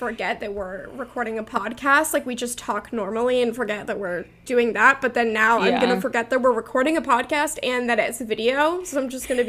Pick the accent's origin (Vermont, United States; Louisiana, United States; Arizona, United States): Vermont, United States; I'm from Vermont, yes. So I am, like, literally basically in Canada.